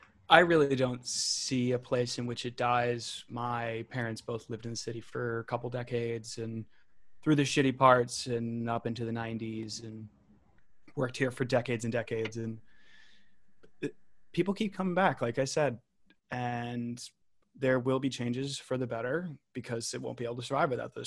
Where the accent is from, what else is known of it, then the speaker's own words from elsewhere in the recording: New York, United States; I mean, I'm a New Yorker until I die. So there's nothing, ain't nothing going to change that.